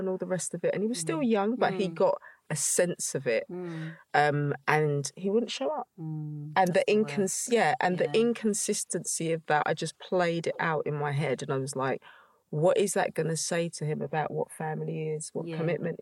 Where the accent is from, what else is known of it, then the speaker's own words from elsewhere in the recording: London, United Kingdom; I grew up in East London